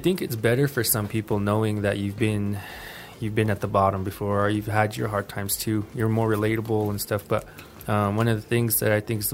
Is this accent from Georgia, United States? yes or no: no; Mescalero, New Mexico, United States; growing up in Mescalero, it's hard for us.